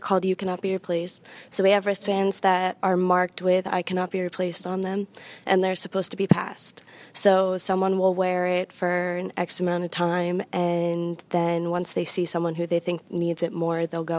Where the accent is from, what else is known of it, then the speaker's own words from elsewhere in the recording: Manasquan, New Jersey, United States; I'm from Manasquan, New Jersey, and we have the largest suicide cluster in the country.